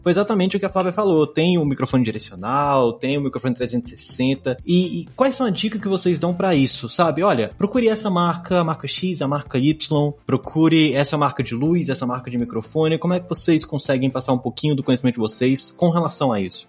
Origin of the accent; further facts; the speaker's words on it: Brazil; somos brasileiros